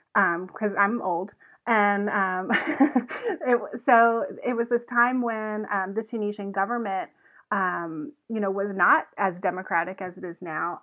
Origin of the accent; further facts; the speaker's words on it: Evans, Georgia, United States; also born or lived in Athens, Georgia; now in Arkansas, United States; I'm originally from Augusta, Georgia, uh, actually from Evans, Georgia, but it's Augusta